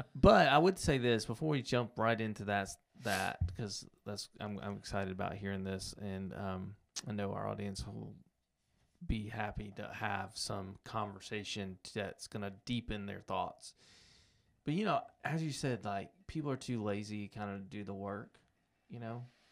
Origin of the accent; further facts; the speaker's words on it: United States; I grew up in America